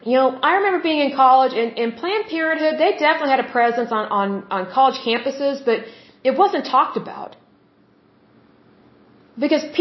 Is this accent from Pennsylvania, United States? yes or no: no; Oklahoma, United States; I'm from Oklahoma, which is the Bible Belt.